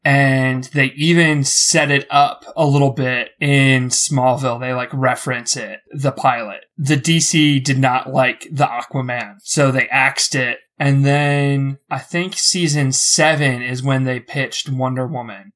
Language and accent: English; Philadelphia, Pennsylvania, United States; I'm from Philly